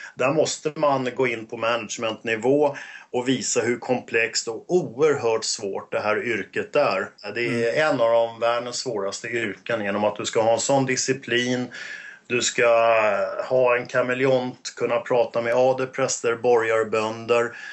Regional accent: Stockholm, Stockholm County, Sweden; accent: 08 (Stockholm dialect); also born or lived in Åkersberga; Jag är 08, jag är söderkis så att absolut, det reflekterar ju min Eh, 08-dialekt, så att eh, uppväxt på Söder

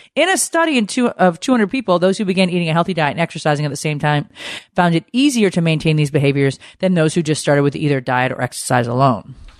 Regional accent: Connecticut, United States; growing up in Connecticut

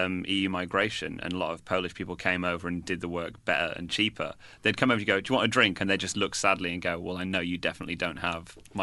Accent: Manchester, North West England, United Kingdom; I'm from Manchester.

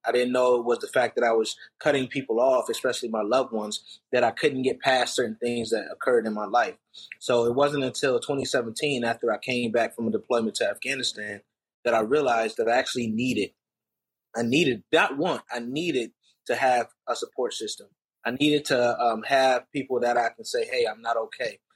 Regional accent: Rochester, New York, United States; growing up in Rochester, New York

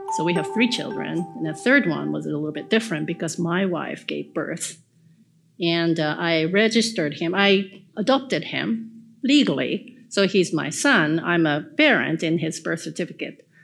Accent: Japan; I'm from Japan, but uh, my grandparents moved to Japan from South Korea before the World War ended in 1945.

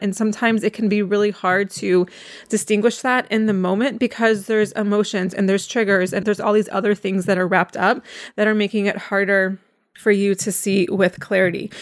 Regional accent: North Carolina, United States; I am from North Carolina

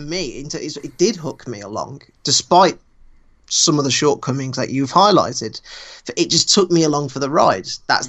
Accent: United Kingdom; I'm British.

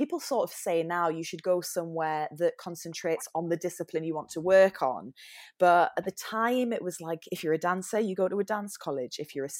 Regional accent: Newcastle, North East England, United Kingdom; now in London, United Kingdom; because obviously I'm not from London with my weird accent. I'm from Newcastle. So went to London, trained down here, still live here.

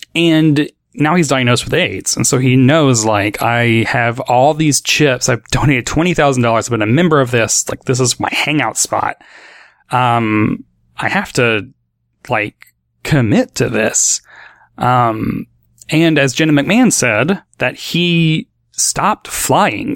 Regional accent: Nashville, Tennessee, United States; growing up in Nashville, like the Nashville area of Tennessee

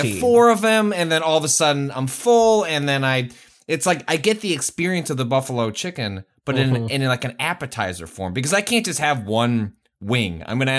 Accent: Chicago, Illinois, United States; It's also it's the one time where as a Chicagoan you will not be shamed for putting a hot dog in ketchup.

